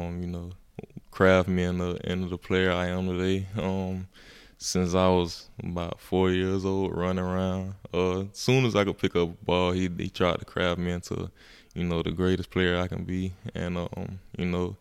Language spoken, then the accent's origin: English; Gainesville, Florida, United States; growing up in Gainesville, going to all the games